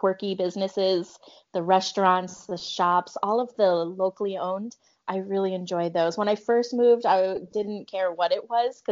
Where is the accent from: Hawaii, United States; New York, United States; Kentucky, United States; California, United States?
Hawaii, United States; Hilo; moved away as an adult; now in Portland, United States; I'm from Hilo, Hawaii. I was born and raised on the Big Island of Hawaii.